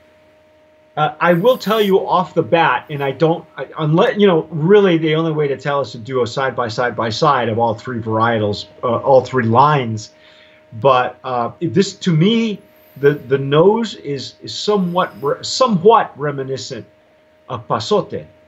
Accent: New Mexico, United States; I'm from New Mexico or had lived there for 18 years

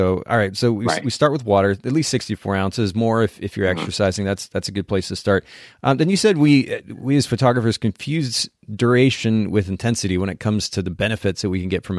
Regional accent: Japan; So I grew up in Japan, and even in Japan

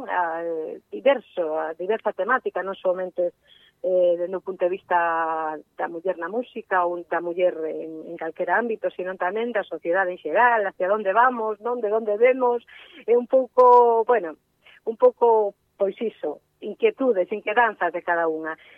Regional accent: Vigo / Redondela, Galicia, Spain; somos de Vigo, mm. eh, de Vigo, de Redondela

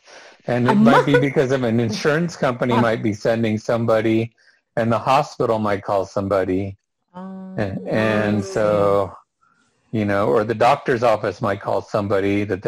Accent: Los Angeles, California, United States; Okay, when I came from Los Angeles. Yeah, when I came from Los Angeles, I couldn't figure out what was going on over here

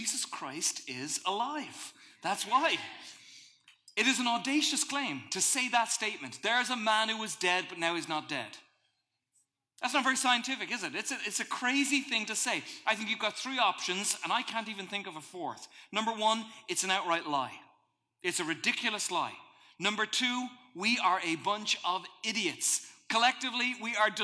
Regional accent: Ireland; moved away; welcome to my home country

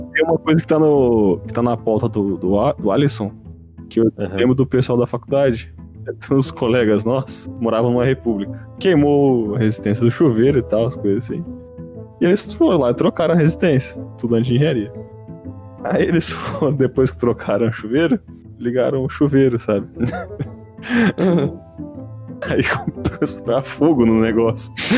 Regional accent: Osasco, São Paulo, Brazil; quando eu era jovem, minha infância lá em Osasco

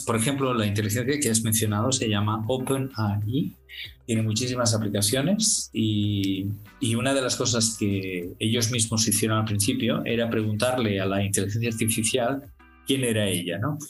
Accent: Barcelona, Catalonia, Spain; moved away as an adult; also born or lived in Abu Dhabi; now in Singapore; Barcelona, que es mi ciudad natal

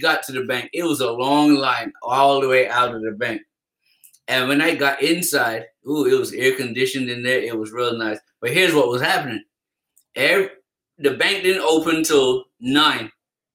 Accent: Barbados; growing up in Barbados

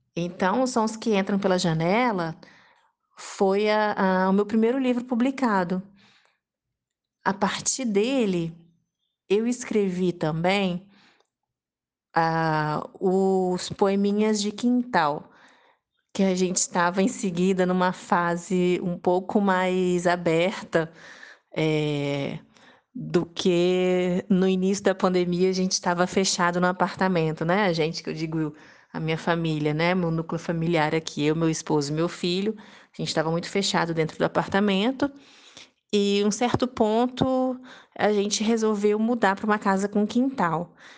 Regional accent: Serra, Espírito Santo, Brazil; also born or lived in Vitória, Brazil / France / Cachoeiro de Itapemirim, Brazil; uma praia aqui na, na cidade de Serra, no Espírito Santo também e que foi uma cidade onde e o bairro inclusive né é, onde eu cresci

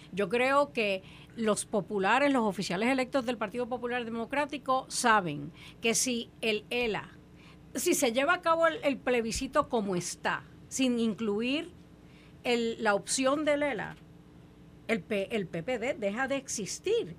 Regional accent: Puerto Rico; como puertorriqueña

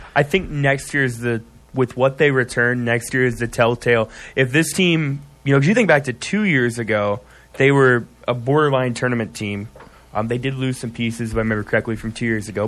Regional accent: Iowa, United States; I'm from Iowa

